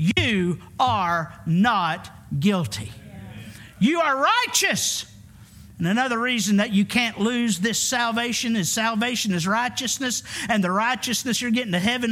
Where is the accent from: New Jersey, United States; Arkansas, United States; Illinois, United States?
Arkansas, United States; I'm from Arkansas, the Bible Belt.